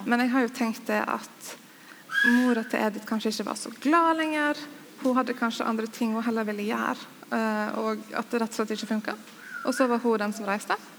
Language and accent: Norwegian; Sogn og Fjordane, Vestland, Norway; Jeg har vokst opp i Sogn og Fjordane